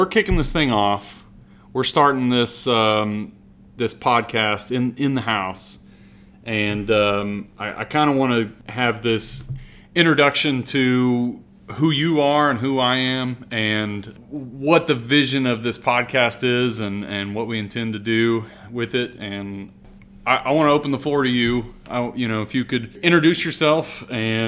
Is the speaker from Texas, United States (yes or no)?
yes; Brenham, Texas, United States; also born or lived in Houston, Texas; moved to Brenham at a young age, and that's kind of where we ended up, until I graduated high school